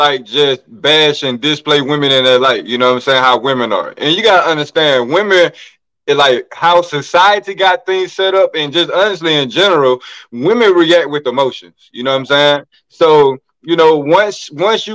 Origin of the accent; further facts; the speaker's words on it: Greensboro, Georgia, United States; now in Texas, United States; I'm from Greensboro, Georgia